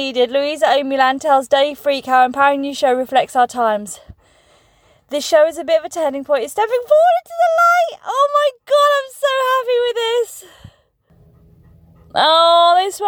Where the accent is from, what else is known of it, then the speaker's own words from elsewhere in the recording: Farnborough, South East England, United Kingdom; moved away; also born or lived in Birmingham; I was born in Birmingham, but raised in Farnborough.